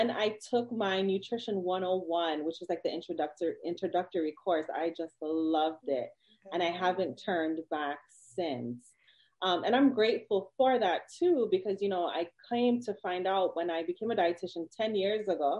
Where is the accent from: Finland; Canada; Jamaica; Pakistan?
Jamaica; I'm Jamaican